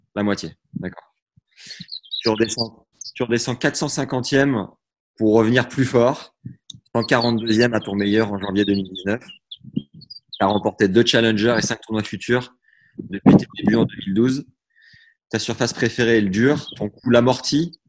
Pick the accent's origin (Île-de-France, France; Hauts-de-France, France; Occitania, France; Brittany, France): Hauts-de-France, France; Beauvais; je suis né à Beauvais